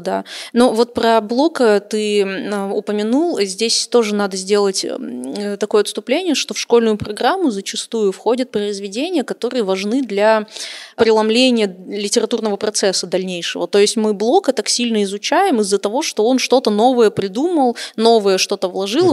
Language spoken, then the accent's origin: Russian; Khabarovsk, Khabarovsk Krai, Russia; в Хабаровске, кстати, в моем родном городе